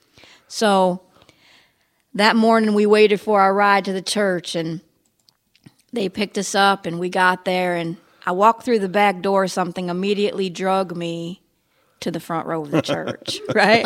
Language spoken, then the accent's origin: English; New York, United States; now in Florida, United States; I was born in New York